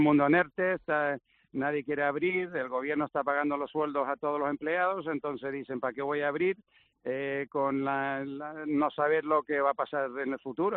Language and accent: Spanish; Gran Canaria, Canary Islands, Spain; accent: Canarian; nací en Gran Canaria, en el 67. Entonces tengo una mezcla ahí rara, pero sinceramente es una mezcla sueca-inglesa, e pero pero me siento español, he vivido toda mi vida aquí